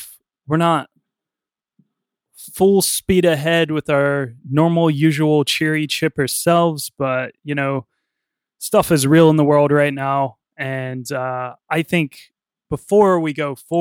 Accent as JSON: {"language": "English", "country": "United States", "moved": "yes", "said": "I'm from America, and right now things have been going on in my home state and in my country"}